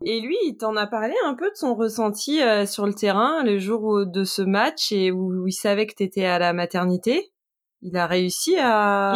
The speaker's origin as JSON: {"language": "French", "town": "Niort", "region": "Nouvelle-Aquitaine", "country": "France", "said": "je suis de Niort"}